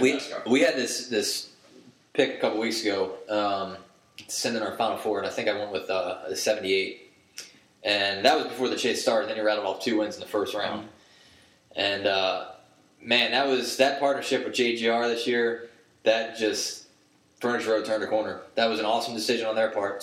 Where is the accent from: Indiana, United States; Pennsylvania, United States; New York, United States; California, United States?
Pennsylvania, United States; Philadelphia; moved away; I'm originally from Philadelphia